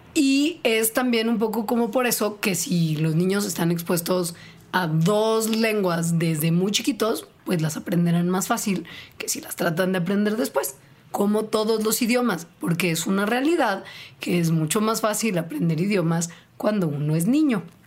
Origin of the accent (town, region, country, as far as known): Mexico